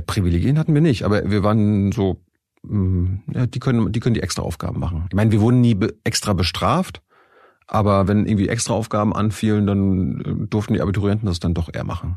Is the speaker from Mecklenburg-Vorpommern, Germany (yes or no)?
yes; Mecklenburg-Vorpommern, Germany; also born or lived in Texas; ich stamme aus der DDR, äh, ich komme äh, aus Mecklenburg-Vorpommern vom Land